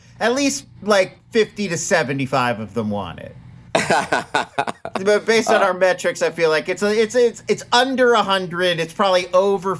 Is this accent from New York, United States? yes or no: no; Philadelphia, Pennsylvania, United States; moved away; I literally grew up around the Philadelphia. I say around.